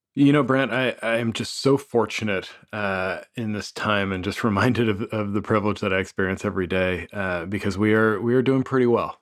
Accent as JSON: {"language": "English", "town": "Toronto", "region": "Ontario", "country": "Canada", "tie": "born or raised there", "moved": "yes", "said": "born and raised in Toronto"}